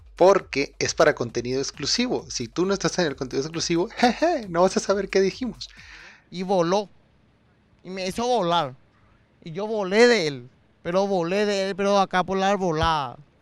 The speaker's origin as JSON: {"language": "Spanish", "country": "Spain", "said": "soy de España."}